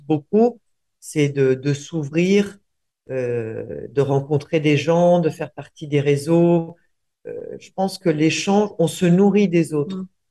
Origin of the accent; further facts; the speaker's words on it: Buenos Aires, Argentina; moved away; also born or lived in Uruguay; je suis né en Uruguay, j'ai grandi en Argentine